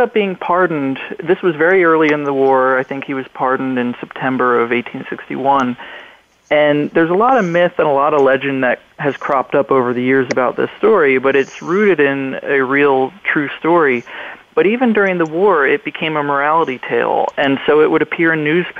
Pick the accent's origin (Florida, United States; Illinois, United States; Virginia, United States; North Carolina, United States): Virginia, United States; Newport News; my hometown of Newport News, Virginia